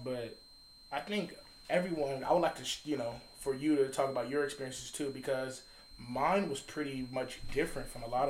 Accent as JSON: {"language": "English", "region": "Alabama", "country": "United States", "moved": "yes", "lives_now": "Seattle, United States", "said": "So, the first instant was to go back home to my family in Alabama."}